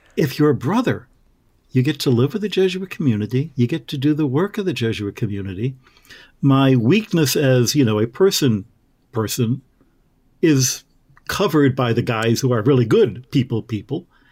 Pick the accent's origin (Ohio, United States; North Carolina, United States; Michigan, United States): Michigan, United States; moved away; all of the stars that I grew up with in Michigan